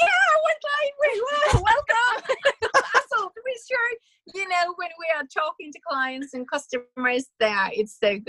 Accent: Sweden; we are from Sweden

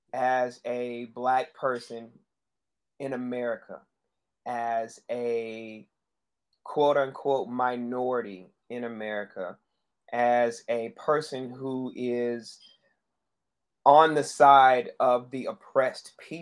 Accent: Charlotte, North Carolina, United States; I was raised in United Methodist Church, so it had me moving around throughout most of my life. Where I ended up in Charlotte. I claim Charlotte as my home.

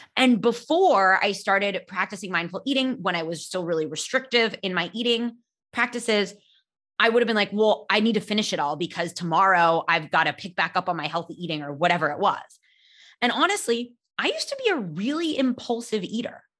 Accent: California, United States; I grew up in California

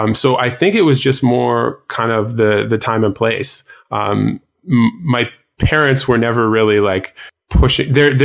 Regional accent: Canada; I'm Canadian as well

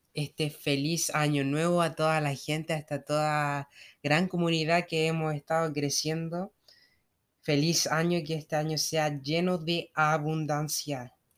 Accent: Argentina; tengo 28 años y soy de Argentina

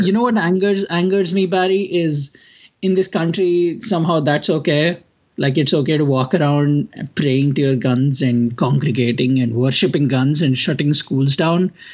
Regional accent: India; I come from India

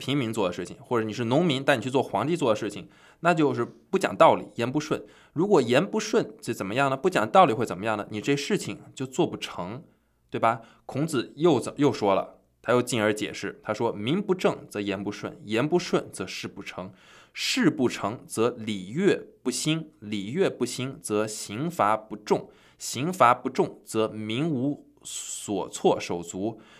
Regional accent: China; 我们中国人经常啊会说

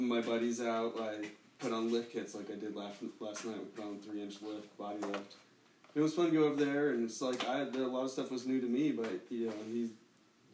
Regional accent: Boulder, Colorado, United States; I love growing up in Colorado.

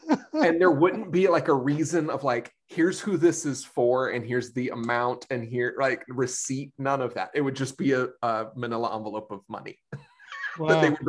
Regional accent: Wilmington, North Carolina, United States; moved away as an adult; now in Los Angeles, United States; I'm from Wilmington, so I went to UNCW.

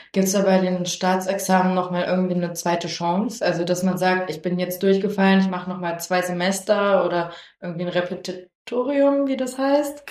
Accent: Lower Saxony, Germany; ich komme aus Niedersachsen

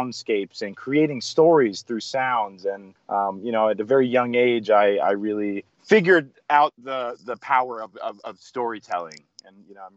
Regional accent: Winter Park, Florida, United States; moved away as an adult; also born or lived in Sarasota, Florida; now in Asheville, United States; So I grew up in Orlando, in Winter Park, and I was there for about maybe 10 years

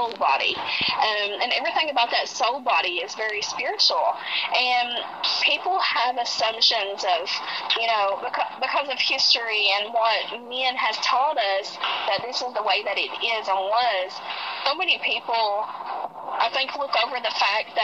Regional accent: the South, United States; We're all psychics, and we are from the South here in the United States

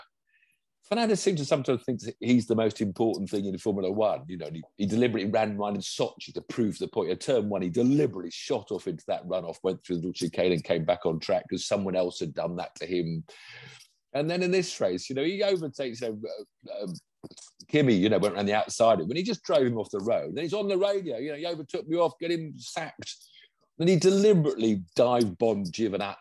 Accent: United Kingdom; I'm British

